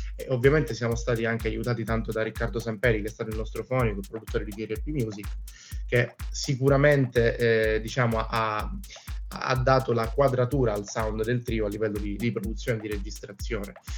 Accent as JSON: {"language": "Italian", "town": "Catania", "region": "Sicily", "country": "Italy", "tie": "born or raised there", "also_born_or_lived": "Palermo / Venice", "said": "sono siciliano, sono catanese e ho vissuto anche a Palermo"}